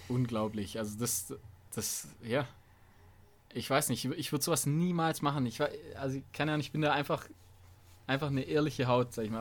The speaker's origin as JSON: {"language": "German", "area": "Donaubergland", "region": "Baden-Württemberg", "country": "Germany", "tie": "born or raised there", "moved": "yes", "said": "das ist in meiner alten Heimat"}